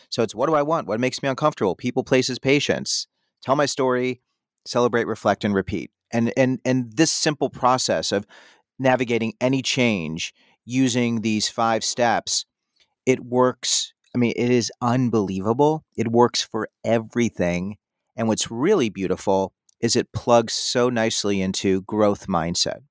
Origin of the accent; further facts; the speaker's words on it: Chicago, Illinois, United States; also born or lived in Madison, Wisconsin / Indiana; I'm from the Chicago area.